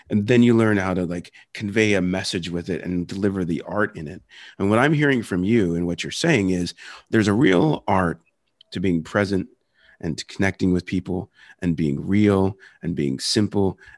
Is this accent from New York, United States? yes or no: no; New Jersey, United States; accent: Philadelphia; also born or lived in Philadelphia; I grew up in Philadelphia area and originally from Philly, grew up in South Jersey around a lot of Jews and a lot of Italians. And, and like, I know a, a lot of that story, you know, raised Catholic, um, we had the you know you had the philadelphia accent